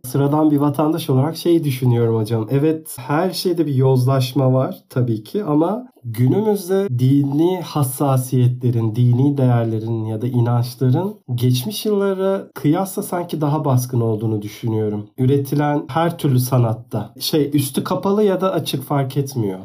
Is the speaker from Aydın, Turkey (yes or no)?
yes; Aydın, Turkey; moved away; canım memleketim Aydın'a